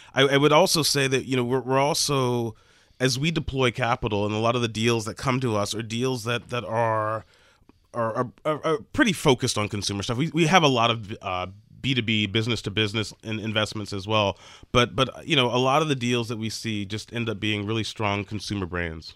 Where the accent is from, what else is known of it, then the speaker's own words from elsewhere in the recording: near New Orleans, Louisiana, United States; New Orleans, which is near my hometown